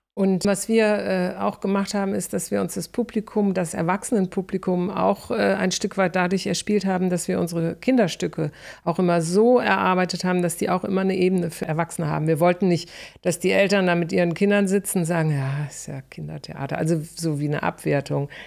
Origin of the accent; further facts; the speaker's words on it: North Rhine-Westphalia, Germany; moved away as an adult; also born or lived in Stuttgart; ich vom Niederrhein